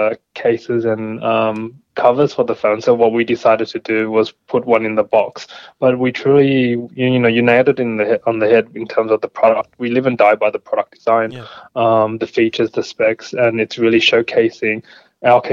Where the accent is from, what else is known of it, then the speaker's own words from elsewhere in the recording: Australia; I am Australian